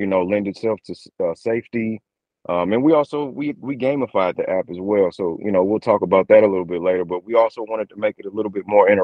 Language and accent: English; St. Louis, Missouri, United States; I'm born and raised St. Louis, Missouri.